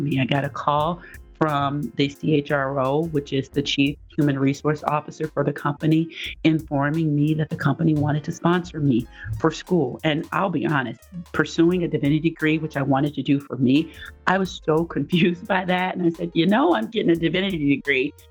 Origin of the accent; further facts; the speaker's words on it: Nashville, Tennessee, United States; moved away as an adult; also born or lived in Evanston, Illinois; now in Minnesota, United States; I ended up going to Vanderbilt for graduate school, but that was my safe school. And I thought it was safe, not because of the rigor or academics or being able to get in, but because it was in my hometown.